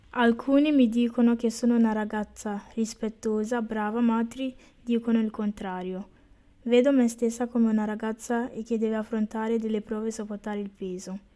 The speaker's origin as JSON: {"language": "Italian", "country": "Ghana", "tie": "born or raised there", "moved": "yes", "said": "Sono nata in Ghana."}